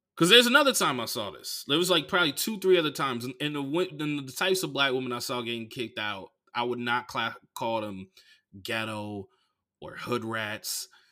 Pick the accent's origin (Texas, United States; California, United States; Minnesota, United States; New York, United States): California, United States; Oakland; now in Los Angeles, United States; I grew up in Oakland